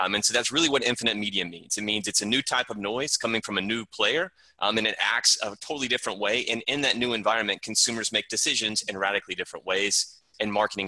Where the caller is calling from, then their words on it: Charleston, South Carolina, United States; Calling in from Charleston, South Carolina.